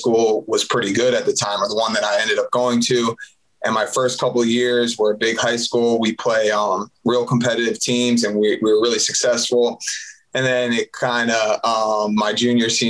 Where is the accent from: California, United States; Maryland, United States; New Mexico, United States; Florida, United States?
Florida, United States; Deerfield Beach; So I'm from South Florida. Grew up in Deerfield Beach, about 15 minutes north of Fort Lauderdale, 20 minutes north.